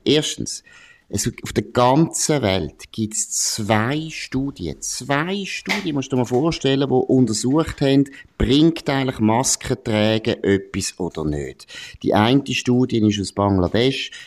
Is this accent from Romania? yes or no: no; Switzerland; wir als Schweizer